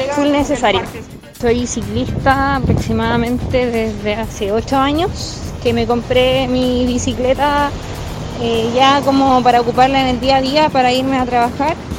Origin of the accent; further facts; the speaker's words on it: Santiago, Santiago Metropolitan Region, Chile; soy de Santiago, pero fui criada en Pedro Aguirre Cerda